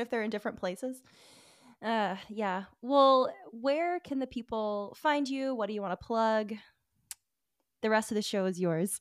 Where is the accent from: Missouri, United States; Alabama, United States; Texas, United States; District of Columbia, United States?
Alabama, United States; I'm from Alabama